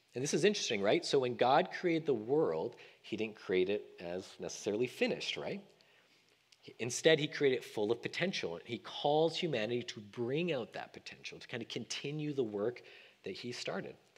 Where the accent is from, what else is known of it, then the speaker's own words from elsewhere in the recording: Canada; moved away as an adult; now in Sacramento, United States; as a Canadian thinking about becoming an American